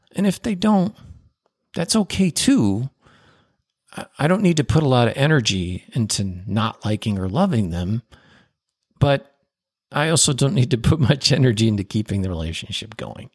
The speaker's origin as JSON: {"language": "English", "town": "Chicago", "region": "Illinois", "country": "United States", "tie": "born or raised there", "said": "I was born in Chicago"}